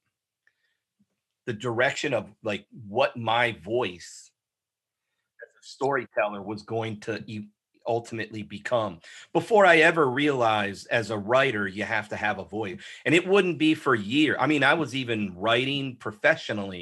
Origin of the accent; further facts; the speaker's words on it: Oshkosh, Wisconsin, United States; I was born and raised in Oshkosh, Wisconsin.